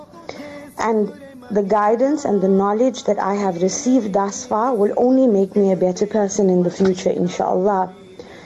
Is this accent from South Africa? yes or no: yes; South Africa; I am a South African